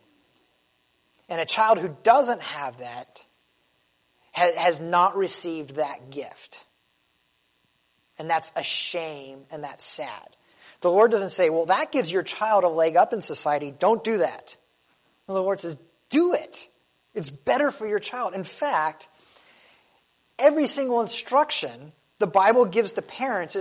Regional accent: United States; I was born in America

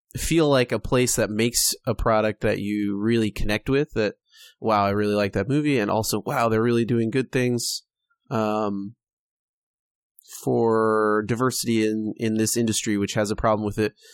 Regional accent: California, United States; we're from California, if you can't tell by our massive accent

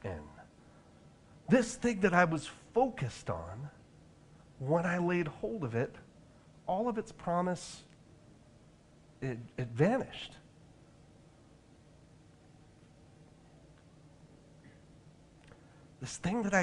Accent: Orange County, California, United States; my hometown in Orange County, California

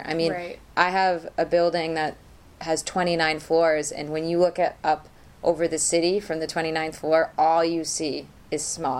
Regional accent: Boston, Massachusetts, United States; now in Chile; I'm from Boston, and winter for us is snowstorm after snowstorm.

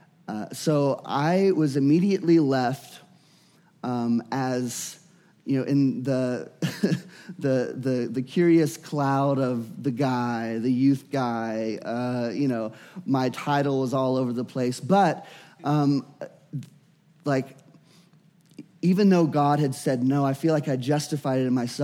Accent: Louisiana, United States; I was born and raised in Louisiana

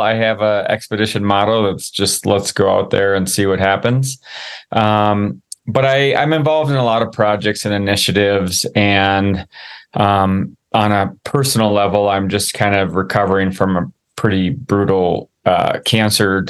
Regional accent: Midwest, United States; growing up in the Midwest

